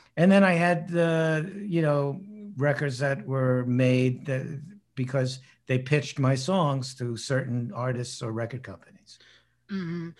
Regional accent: New York, United States; I was born in New York

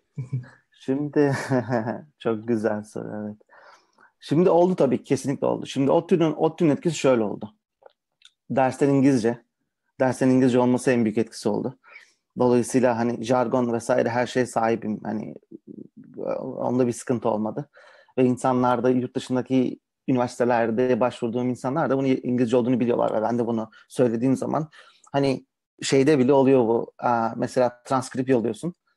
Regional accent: Karacabey, Bursa, Turkey; moved away; also born or lived in Ankara; ben um, Bursalıyım öncelikle. Uh, Bursa Karacabeyli'yim.

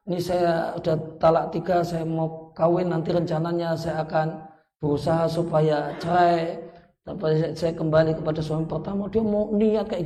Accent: Yogyakarta, Special Region of Yogyakarta, Indonesia; Karena saya orang Jogja nanti yang yangan jadinya.

